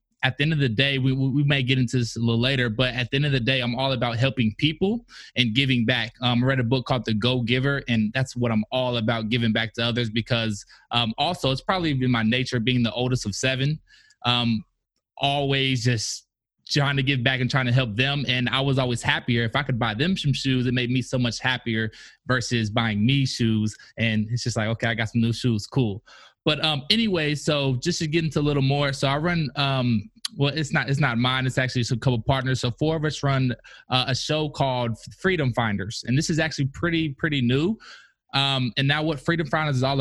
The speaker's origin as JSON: {"language": "English", "town": "Indianapolis", "region": "Indiana", "country": "United States", "also_born_or_lived": "Kentucky", "moved": "yes", "said": "I'm originally from Indianapolis, Indiana"}